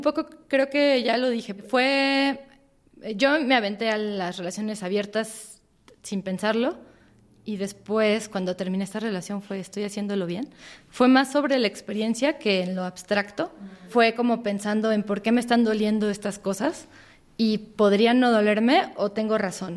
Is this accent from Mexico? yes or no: yes; Mexico; crecimos en México